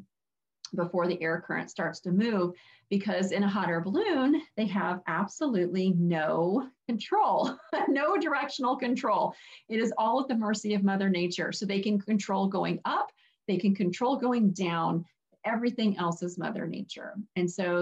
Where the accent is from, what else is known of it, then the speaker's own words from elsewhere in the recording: Arizona, United States; now in upstate New York, United States; I am originally from Arizona